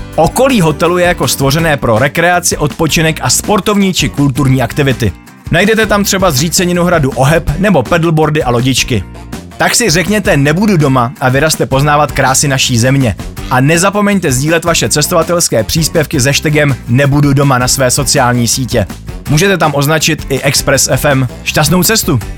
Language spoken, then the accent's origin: Czech; Pardubice Region, Czechia; do mého rodného kraje, tedy Pardubického.